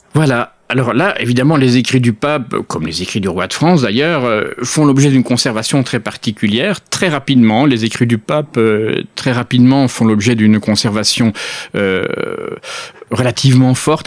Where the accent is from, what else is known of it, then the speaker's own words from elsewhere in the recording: Belgium; je suis belge.